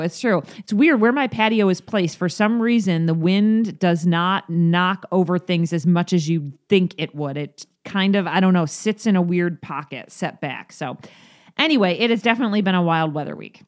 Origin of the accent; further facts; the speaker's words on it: New York, United States; now in Nevada, United States; New York State has some of the best schools, you know? Um, that's where we grew up